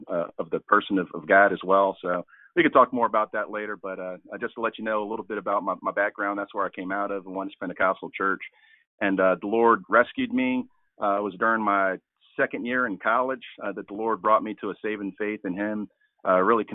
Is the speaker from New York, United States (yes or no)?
yes; Albany, New York, United States; moved away as an adult; now in Baltimore, United States; I'm originally from upstate New York, Albany, which is the capital of New York. Everybody thinks it's New York City, but it's not. It's Albany. That's where I'm from. So shout out to the Capital District. But I grew up in Albany